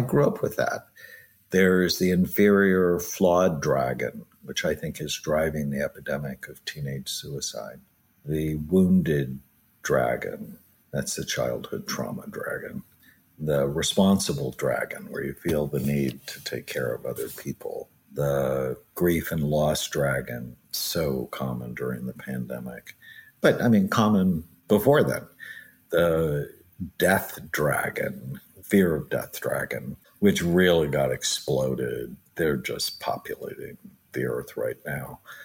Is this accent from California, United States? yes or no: yes; Southern California, United States; I grew up in Southern California